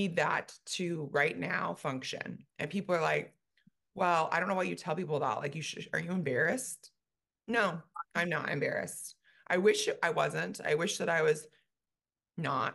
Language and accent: English; California, United States; moved away as an adult; now in Dallas, United States; we moved from California. We've been in California for every minute of my life